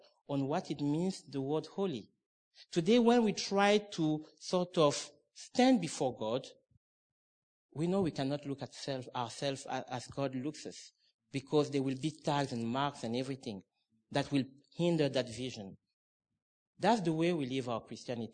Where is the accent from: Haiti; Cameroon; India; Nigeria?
Cameroon; moved away; I'm originally from Cameroon